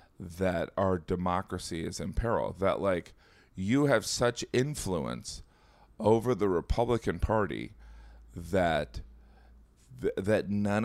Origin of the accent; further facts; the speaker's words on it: Indiana, United States; but I think that I'm from Indiana. Like, I think that if people where I'm from heard or believe the open borders thing, it's over.